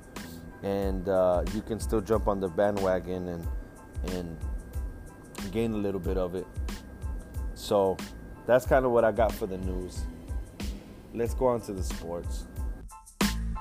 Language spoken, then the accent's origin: English; Washington, United States; moved away; also born or lived in Kansas City; I grew up in Washington State